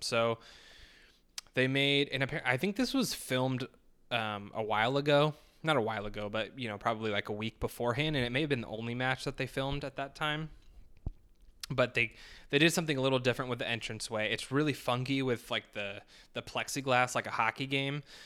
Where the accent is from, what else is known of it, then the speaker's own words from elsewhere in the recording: United States; being an American